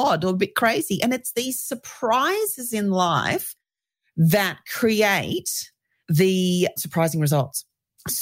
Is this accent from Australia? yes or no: yes; Australia; accent: Australian; as you can tell by my accent, I'm Australian